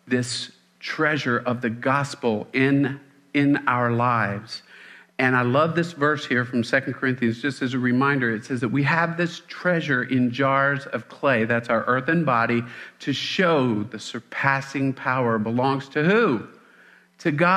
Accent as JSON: {"language": "English", "region": "Mississippi", "country": "United States", "said": "I'm from Mississippi."}